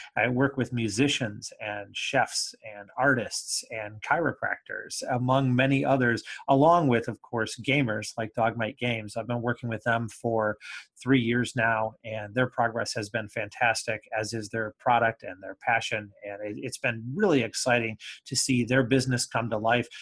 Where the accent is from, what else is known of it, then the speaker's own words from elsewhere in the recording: Comstock, Michigan, United States; also born or lived in Ann Arbor, Michigan / Maryland / Indiana; I'm from Michigan. I suppose all various parts of Michigan. I grew up on the west side in the Kalamazoo area in a little town called Comstock